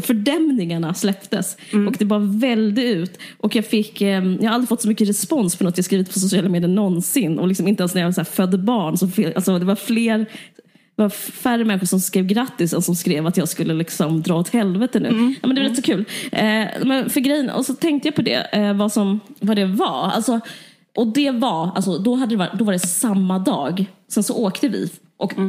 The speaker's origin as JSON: {"language": "Swedish", "town": "Simrishamn", "region": "Skåne", "country": "Sweden", "tie": "born or raised there", "also_born_or_lived": "Stockholm", "said": "jag är också uppvuxen i Skåne"}